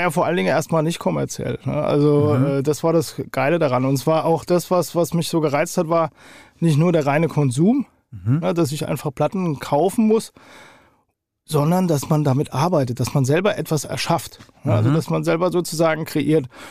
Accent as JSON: {"language": "German", "town": "Hattersheim am Main", "region": "Hesse", "country": "Germany", "tie": "born or raised there", "also_born_or_lived": "Hofheim am Taunus", "said": "ich bin äh, aus Hattersheim-Okriftel"}